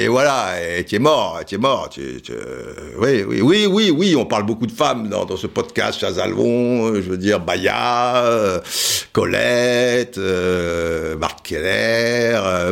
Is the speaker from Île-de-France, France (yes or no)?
no; Cannes, Provence-Alpes-Côte d'Azur, France; also born or lived in Antibes; je suis de Cannes, en plus, j'ai été au lycée à Antibes